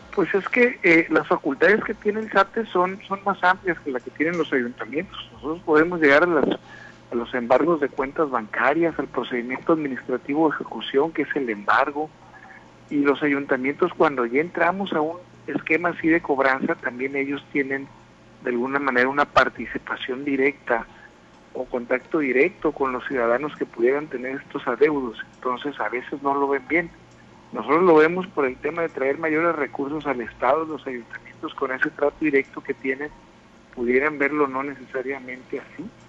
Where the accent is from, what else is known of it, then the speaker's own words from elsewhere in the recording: Sinaloa, Mexico; moved away as an adult; que fueran sinaloenses, que muchos de nosotros estábamos regados en diferentes partes de la República Mexicana. Tuvimos la oportunidad de, regresar aquí a Sinaloa